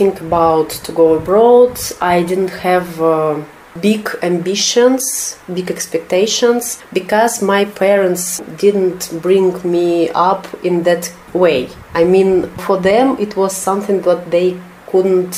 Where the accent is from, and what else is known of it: Russia; English is a second language; moved away as an adult; now in Hungary